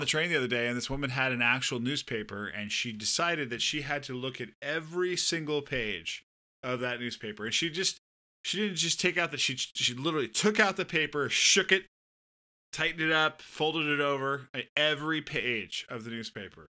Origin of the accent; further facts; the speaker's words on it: Southern California, United States; moved away; I'm from Southern California.